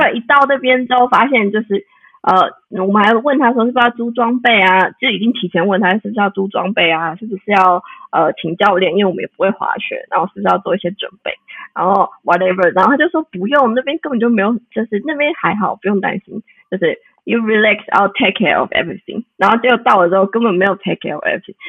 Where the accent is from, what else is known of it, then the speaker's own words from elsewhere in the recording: Taiwan; moved away as an adult; now in Leipzig, Germany; 很想回台湾